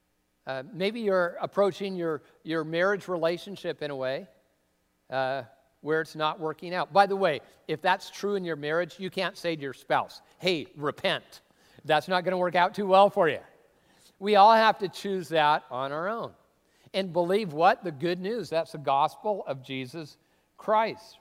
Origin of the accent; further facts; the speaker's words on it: Tacoma, Washington, United States; moved away as an adult; also born or lived in California / Arizona; I grew up in the Northwest Cultural Center of the Universe, Tacoma, Washington